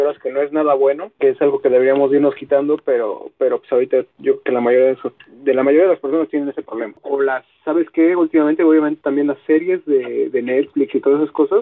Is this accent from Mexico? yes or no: yes; Mexico; como güey mexicano